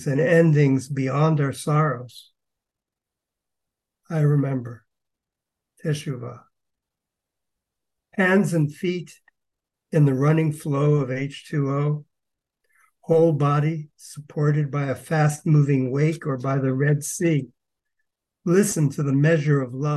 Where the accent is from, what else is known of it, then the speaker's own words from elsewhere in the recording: East Coast, United States; I'm from the East Coast, and the water was a big part of my life from early on